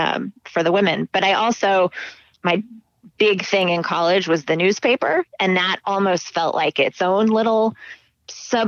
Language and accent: English; Scottsdale, Arizona, United States; moved away as an adult; also born or lived in Hanover, New Hampshire; I grew up in Scottsdale, Arizona